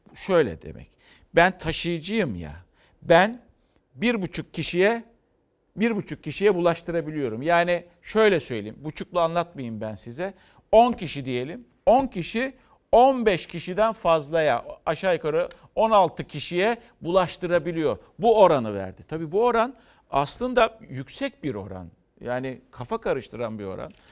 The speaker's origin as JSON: {"language": "Turkish", "town": "Karacasu", "region": "Aydın", "country": "Turkey", "tie": "born or raised there", "said": "memleketim Aydın Karaca Su'dan"}